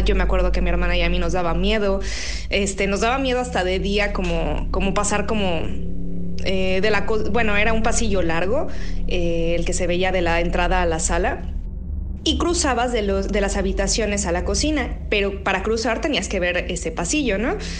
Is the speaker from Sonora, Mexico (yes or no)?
no; Mexico City, Mexico; yo cuando era pequeña y estábamos en la Ciudad de México, vivíamos en una colonia que se llama La del Valle